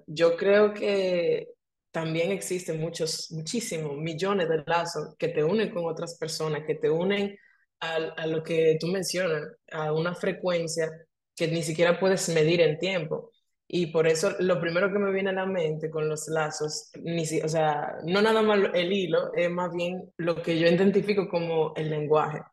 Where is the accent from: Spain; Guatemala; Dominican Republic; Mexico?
Dominican Republic; moved away as an adult; Yo soy dominicana, pero me mudé de Dominicana hace 11 años ya.